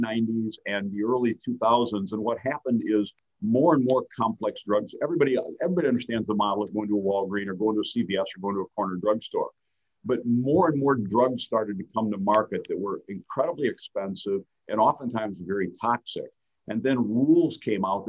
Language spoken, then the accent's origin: English; Fenton, Michigan, United States; also born or lived in Davison, Michigan; I grew up in Fenton, Lake Fenton schools, kind of a country boy a little bit, you know, living on the lakes out in the Fenton area.